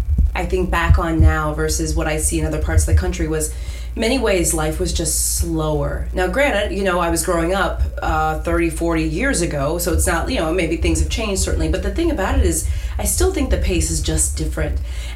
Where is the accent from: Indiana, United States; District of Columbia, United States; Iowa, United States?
Iowa, United States; Davenport; So I'm from Davenport, Iowa, which is right on the eastern border, about 3 hours from Chicago, right on the Mississippi River. So right across the river from Illinois.